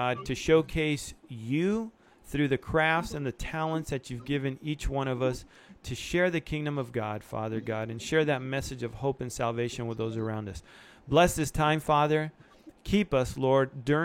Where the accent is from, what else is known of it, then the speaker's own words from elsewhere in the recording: Argentina; now in United States; I was born in Argentina